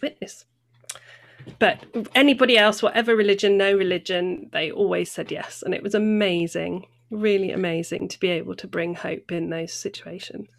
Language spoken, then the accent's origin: English; North Devon, South West England, United Kingdom; moved away as an adult; also born or lived in near Bristol / Acton, London; now in Bristol, United Kingdom; I was born near Bristol, and then when I was about nine, I moved to North Devon. So I grew up in the country